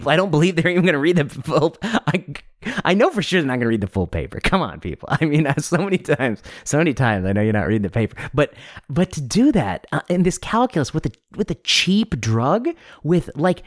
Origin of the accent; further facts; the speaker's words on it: United States; especially as an American, which I am